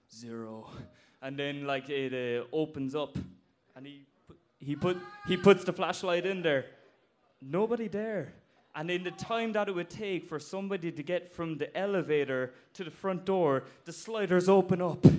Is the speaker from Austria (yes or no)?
no; Blarney, Munster, Ireland; I'm from Cork and uh, from Blarney